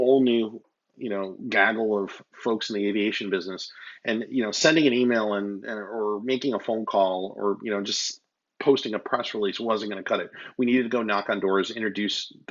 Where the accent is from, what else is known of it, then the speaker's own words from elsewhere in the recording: Midwest, United States; I am from the Midwest.